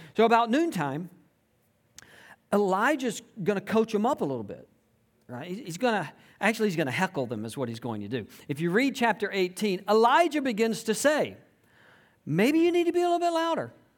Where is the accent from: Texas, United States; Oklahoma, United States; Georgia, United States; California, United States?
Georgia, United States; South; I grew up in South Georgia